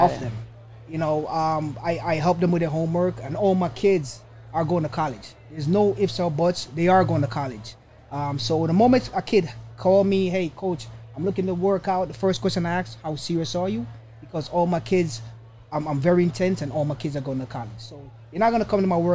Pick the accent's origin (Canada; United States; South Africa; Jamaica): Jamaica; moved away; Came out of Jamaica